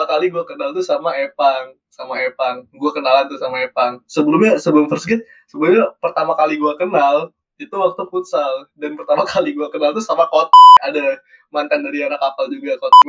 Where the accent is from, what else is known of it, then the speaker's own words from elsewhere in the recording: Kotabumi, Lampung, Indonesia; gue kan Lampung juga kok gue gak pernah kenal doi gitu gue kan so gue tanya Lampung lu mana kota bumi anjing gue juga kota bumi